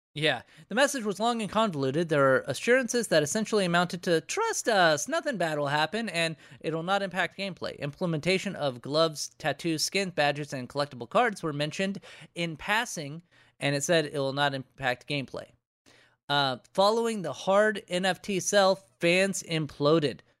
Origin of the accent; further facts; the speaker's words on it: United States; part of being an American is just having thousands upon thousands of dollars in debt